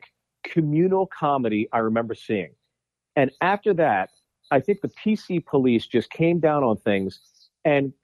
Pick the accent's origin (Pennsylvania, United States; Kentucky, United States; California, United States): Pennsylvania, United States; Pittsburgh; moved away; also born or lived in New York City; growing up on East Coast, you know, blue collar city like Pittsburgh